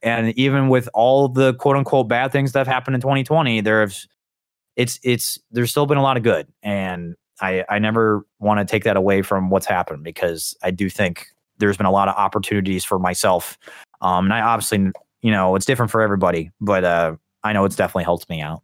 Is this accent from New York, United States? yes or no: no; Indiana, United States; I'm from the state of Indiana